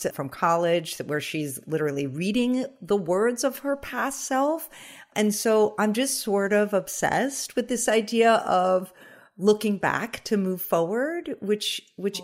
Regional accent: the Hamptons, Long Island, New York, United States; I'm actually from Long Island, so is Corinne, oh. uh, but I grew up in the Hamptons and I still live there now

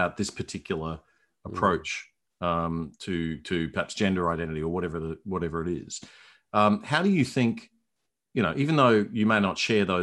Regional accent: Brisbane, Queensland, Australia; moved away as an adult; also born or lived in Hong Kong / Melbourne; I'm from Brisbane. I grew up here

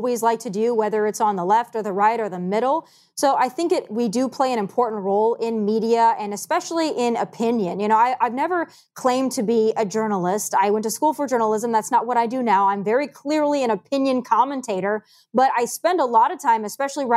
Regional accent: South Dakota, United States; moved away; I am from South Dakota and my entire family lives in South Dakota.

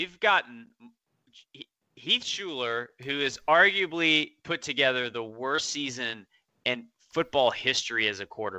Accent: France; But my thing is, growing up in France, and I was in American schools, and my mom worked at the American Embassy, and all these kids were diplomats.

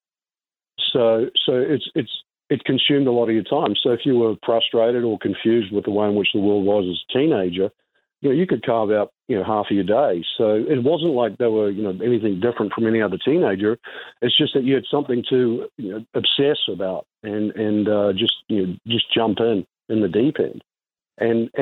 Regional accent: New Zealand; Growing up in New Zealand

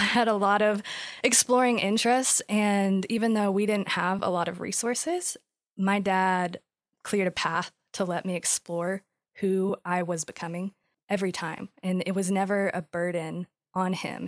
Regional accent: West Texas, United States; moved away as an adult; now in Dallas, United States; I grew up in West Texas, born and raised, moved to Dallas a year ago

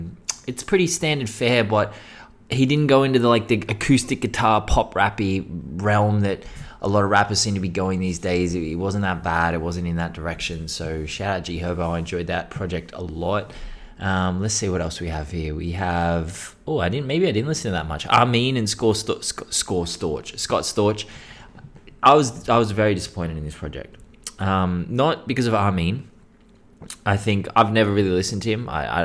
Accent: Australia; Well, except for our indigenous population, who are actually the true Australians. I mean, we're just British colonisers, to be honest. We're not really Australian.

